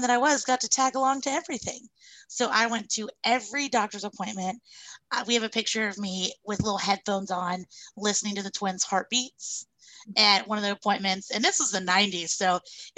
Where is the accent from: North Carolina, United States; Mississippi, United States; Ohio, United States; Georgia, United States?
North Carolina, United States; Charlotte; I was born and raised in Charlotte and I am doing my doula practice here now.